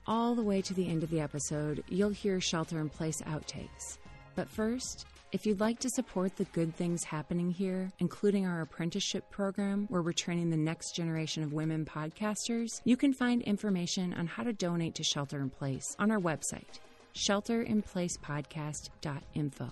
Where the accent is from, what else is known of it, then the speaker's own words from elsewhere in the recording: United States; As an American